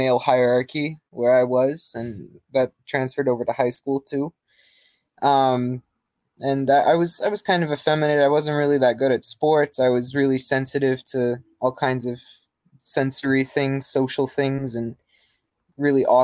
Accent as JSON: {"language": "English", "town": "New York City", "region": "New York", "country": "United States", "tie": "born or raised there", "moved": "yes", "said": "I grew up in New York City. I grew up in Queens"}